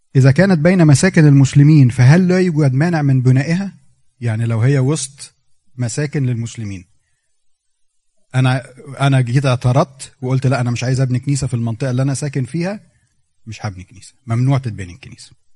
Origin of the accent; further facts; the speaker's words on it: Egypt; إحنا عندنا في مصر